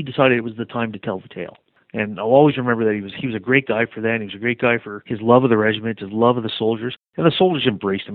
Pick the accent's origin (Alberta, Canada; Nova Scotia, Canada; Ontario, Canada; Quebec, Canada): Quebec, Canada; Montreal; growing up in Montreal